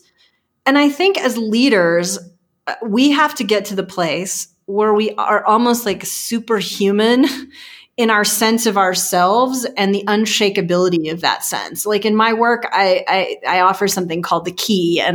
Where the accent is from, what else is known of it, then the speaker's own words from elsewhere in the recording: Texas, United States; I'm from Texas